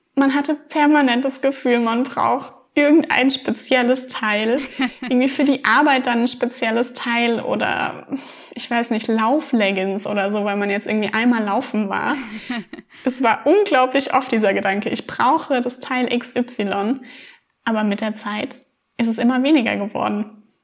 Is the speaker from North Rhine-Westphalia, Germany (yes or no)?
no; Rhineland-Palatinate, Germany; ich bin 26 Jahre alt und ich komme aus Rheinland-Pfalz